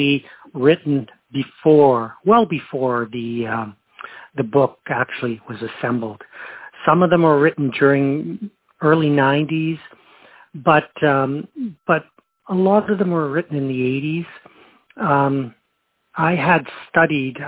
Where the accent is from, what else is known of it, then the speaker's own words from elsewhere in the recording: Chapleau, Ontario, Canada; moved away; I come from Northern Ontario, I was exploring my own Indigenous Ojibwe heritage